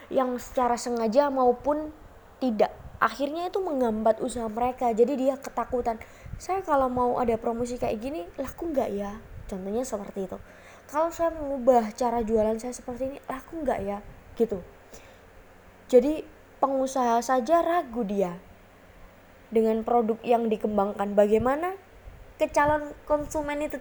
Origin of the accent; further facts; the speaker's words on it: Surabaya, East Java, Indonesia; saya pernah melihat di kota saya di Surabaya